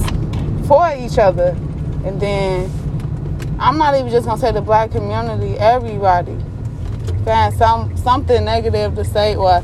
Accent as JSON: {"language": "English", "town": "Chicago", "region": "Illinois", "country": "United States", "tie": "born or raised there", "said": "It's hard growing up in Chicago. I'm just speaking of Chicago personally because that's where we from"}